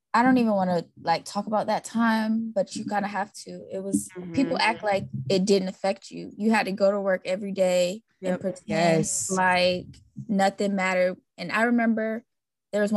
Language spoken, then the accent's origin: English; Florida, United States; That's my home state too